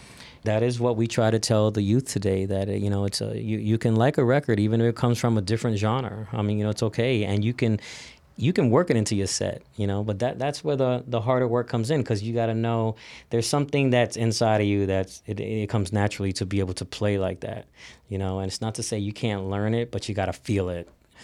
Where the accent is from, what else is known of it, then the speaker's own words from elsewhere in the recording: New York City, New York, United States; growing up in New York